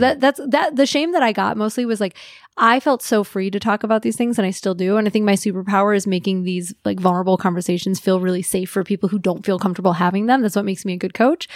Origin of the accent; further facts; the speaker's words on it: Midwest, United States; I grew up in the Midwest